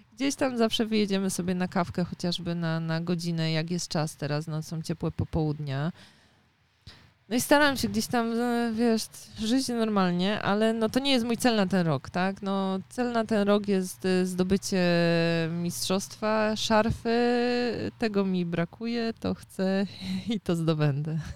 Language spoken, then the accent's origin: Polish; Poznań, Greater Poland, Poland; u nas w Poznaniu